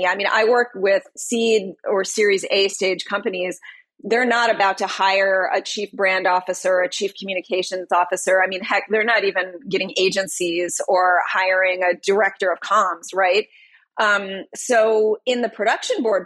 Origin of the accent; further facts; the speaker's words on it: Detroit, Michigan, United States; I'm from Detroit. I was born and raised in Detroit